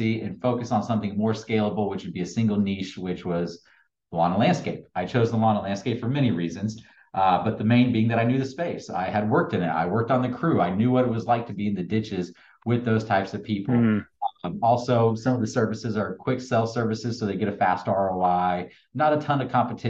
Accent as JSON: {"language": "English", "town": "Lafayette", "region": "Indiana", "country": "United States", "also_born_or_lived": "Fort Myers, Florida", "moved": "as an adult", "lives_now": "Tampa, United States", "said": "I'm originally from Lafayette, Indiana"}